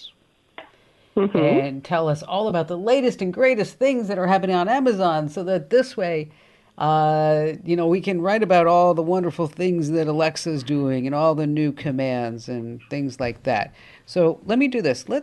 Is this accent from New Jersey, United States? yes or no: yes; New Jersey, United States; I'm from New Jersey